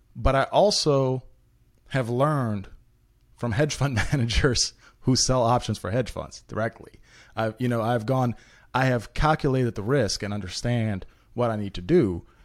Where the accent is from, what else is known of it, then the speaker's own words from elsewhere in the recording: Memphis, Tennessee, United States; English is a second language; we got placed in Memphis, in North Memphis in particular. Um, well, I, I mean, I was one of, like, two white kids in my whole school, and I don't speak English